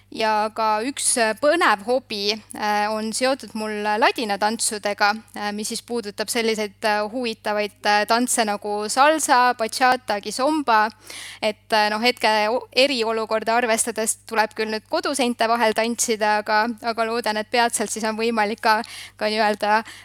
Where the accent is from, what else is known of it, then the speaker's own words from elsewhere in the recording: Southern Estonia, Estonia; ma olen pärit Lõuna-Eestist ja mu vanemad tegelesidki tollel ajal maasikakasvatusega